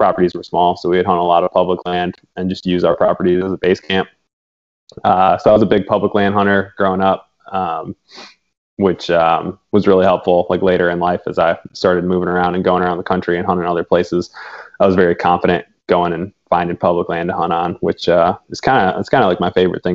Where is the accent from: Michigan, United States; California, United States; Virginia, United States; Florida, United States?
Michigan, United States; Detroit; moved away; also born or lived in North Carolina / Upper Peninsula, Michigan; Right outside Detroit, I grew up basically right on the edge of the city.